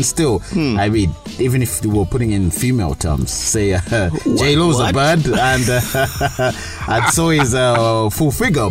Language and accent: English; Kabale, Western Region, Uganda; I'm from Kabale.